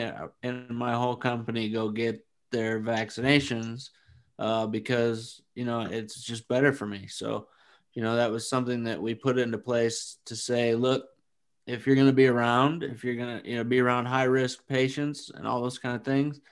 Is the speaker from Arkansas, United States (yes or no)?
no; Flint, Michigan, United States; now in Arizona, United States; I'm from Flint